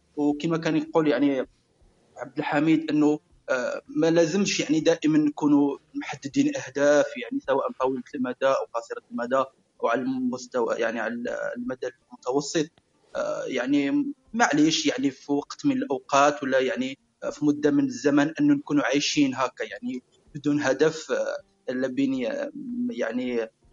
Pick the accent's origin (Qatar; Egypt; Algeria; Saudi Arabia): Algeria; نقولوا عندنا في الجزائر